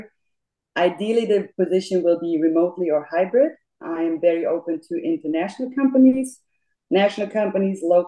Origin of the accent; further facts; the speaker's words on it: Munich, Bavaria, Germany; English is a second language; moved away as an adult; now in Memphis, United States; I was born and raised in Munich, Germany, and moved to the U.S. about 15 years ago